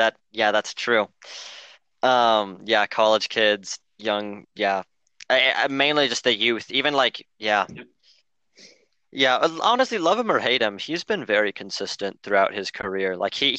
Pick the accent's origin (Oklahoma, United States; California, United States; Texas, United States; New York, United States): Oklahoma, United States; Because hi, I'm from Oklahoma.